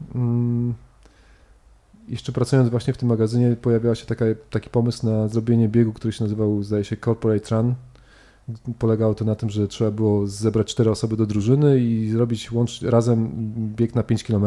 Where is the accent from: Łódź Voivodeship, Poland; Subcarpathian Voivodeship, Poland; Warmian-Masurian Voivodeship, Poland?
Warmian-Masurian Voivodeship, Poland; Szczytno; moved away as an adult; na malowniczej, malowniczej krainie, która się nazywa Mazury, w mieście Szczytno.